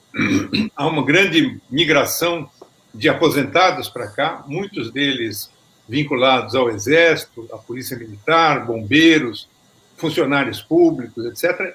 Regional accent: Brazil; now in Portugal; nós somos brasileiros a maior colônia é, estrangeira em Portugal

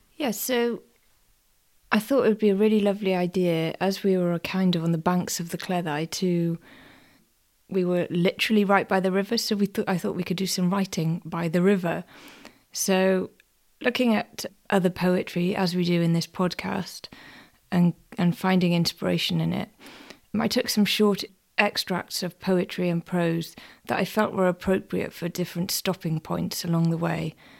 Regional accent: Welsh, Wales, United Kingdom; even being Welsh myself

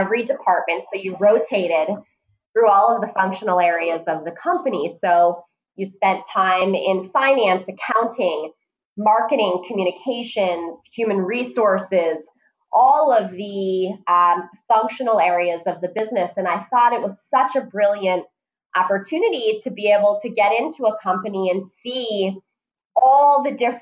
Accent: New Jersey, United States; I was born and raised in New Jersey.

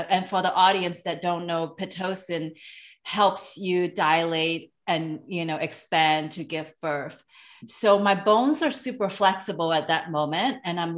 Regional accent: Hong Kong; moved away; I am from Hong Kong originally, so I'm an Asian immigrant.

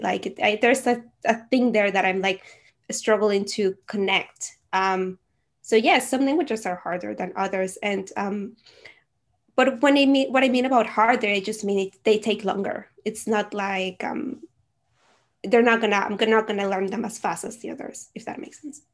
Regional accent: Venezuela; first language Spanish; English is a second language; now in Netherlands; I am originally from Venezuela, so my native language is Spanish, and I currently live in the Netherlands.

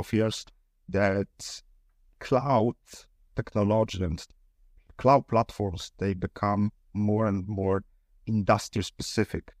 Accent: Poznań, Greater Poland, Poland; we are from Poznań

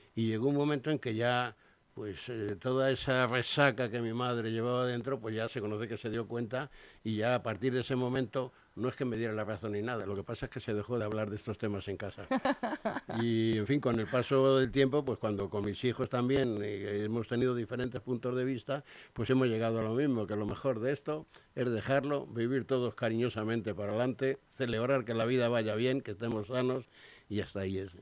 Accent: Spain; somos así los españoles

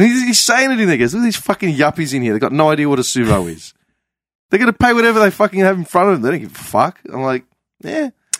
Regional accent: Clayton, Victoria, Australia; Clayton. I'm from Clayton. Yeah. Dead set.

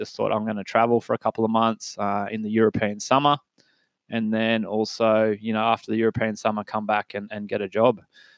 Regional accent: Lennox Head, New South Wales, Australia; moved away as an adult; also born or lived in Singleton, New South Wales / Sydney; now in Maitland, Australia; I was born in Singleton. I went to Singleton Heights Primary School. Mum and Dad kind of lived there for quite a few years. Before, when I turned 7, I was lucky enough to move up to Lennox Head, where I finished my primary school and went to high school up there.

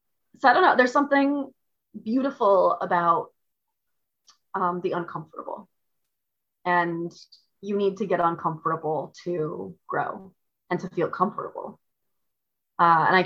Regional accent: Midwest, United States; moved away; I'm from the Midwest originally

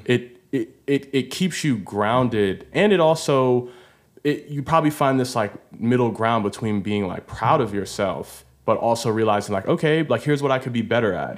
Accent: Baltimore, Maryland, United States; now in Los Angeles, United States; I'm from Baltimore

